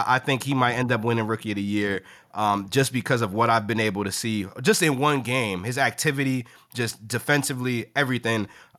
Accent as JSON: {"language": "English", "town": "New York City", "region": "New York", "country": "United States", "tie": "born or raised there", "said": "I grew up in Bed-Stuy."}